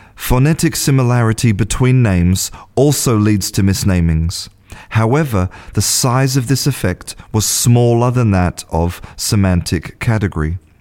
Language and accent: English; Australia; moved away as an adult; now in Spain; I was born in Australia and I'm an English teacher